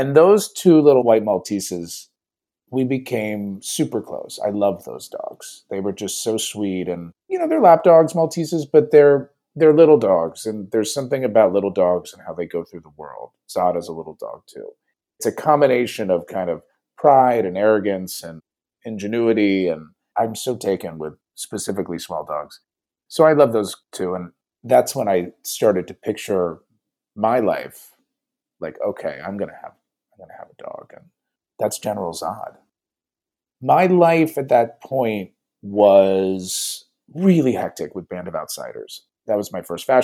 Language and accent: English; Dayton, Ohio, United States; moved away as an adult; now in Los Angeles, United States; I was born in Dayton, which some people like to make a joke that it's a suburb of Cincinnati, but it is its own special city